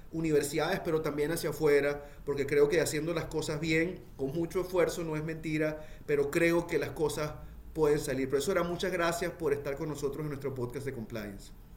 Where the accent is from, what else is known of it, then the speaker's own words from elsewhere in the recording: Venezuela; nosotros los venezolanos